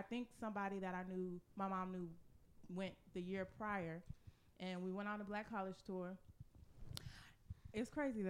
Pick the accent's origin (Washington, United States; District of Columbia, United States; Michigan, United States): Washington, United States; Seattle; moved away as an adult; I'm from Seattle. So we have a downtown. It's a city.